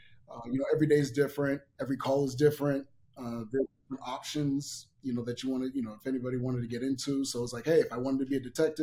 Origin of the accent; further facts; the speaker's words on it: Boston, Massachusetts, United States; also born or lived in Miami, Florida / Sacramento, California; now in Las Vegas, United States; my parents moved to Boston, Massachusetts